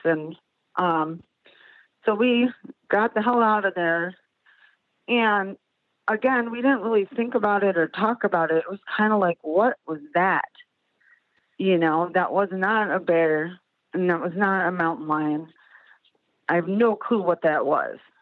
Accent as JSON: {"language": "English", "town": "Chicago", "region": "Illinois", "country": "United States", "moved": "yes", "lives_now": "South Bend, United States", "said": "I'm from Chicago originally. We live in South Bend"}